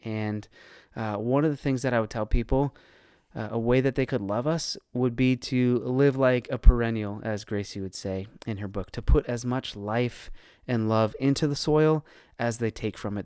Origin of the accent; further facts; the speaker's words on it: Northern Virginia, United States; moved away as an adult; now in Raleigh, United States; one of the, the few people that was born and raised in Northern Virginia and actually stuck around